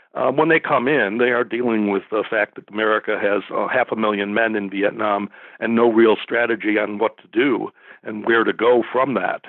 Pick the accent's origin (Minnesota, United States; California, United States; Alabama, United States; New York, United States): New York, United States; Rochester; moved away as an adult; now in Nashville, United States; I grew up in Rochester, New York